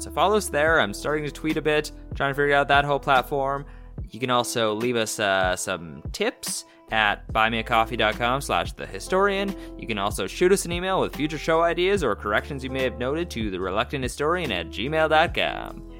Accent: Canada; being Canadian, uh, for me was a sense of pride

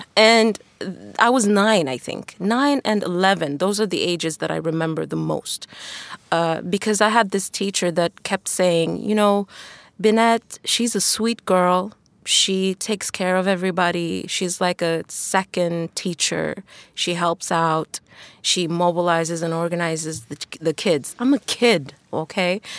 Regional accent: Tanzania; moved away; also born or lived in China / Sweden; growing up in Tanzania back then

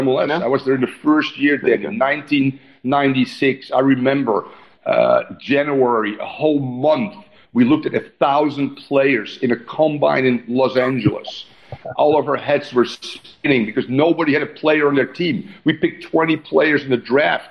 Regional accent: Netherlands; moved away; how I grew up in the Netherlands

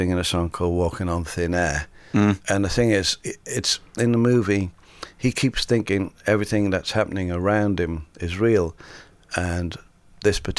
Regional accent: Sunderland, North East England, United Kingdom; my hometown in Sunderland

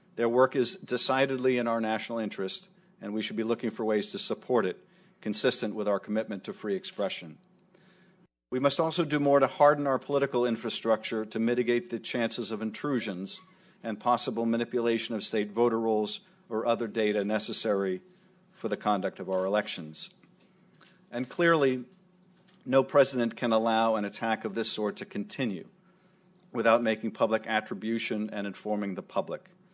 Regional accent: United States; As an American

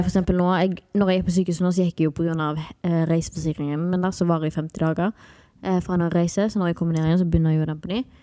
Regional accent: Haugesund, Rogaland, Norway; moved away as an adult; now in Spain; hjemme i Haugesund

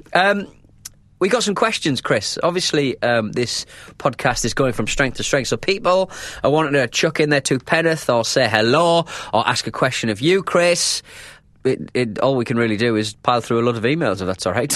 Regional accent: North East England, United Kingdom; accent: northern (North East)

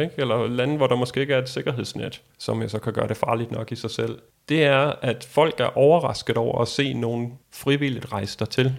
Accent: Denmark; vi er fra Danmark

